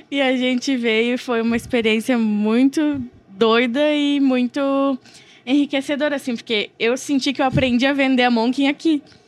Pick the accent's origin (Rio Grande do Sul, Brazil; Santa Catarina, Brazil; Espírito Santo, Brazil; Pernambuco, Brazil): Santa Catarina, Brazil; interior of; moved away as an adult; now in São Paulo, Brazil; eu sou do interior de Santa Catarina